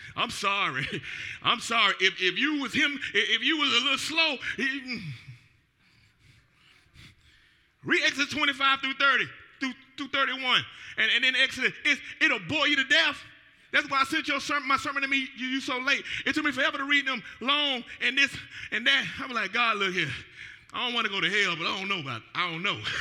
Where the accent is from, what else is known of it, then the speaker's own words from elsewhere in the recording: Atlanta, Georgia, United States; moved away as an adult; now in Newport News, United States; I'm from the ATL